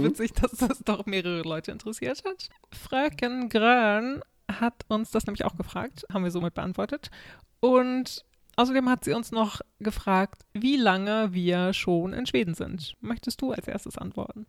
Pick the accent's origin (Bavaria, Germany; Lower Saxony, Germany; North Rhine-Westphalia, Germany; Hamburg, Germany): Lower Saxony, Germany; now in Sweden; Ja, ich komme ja aus Niedersachsen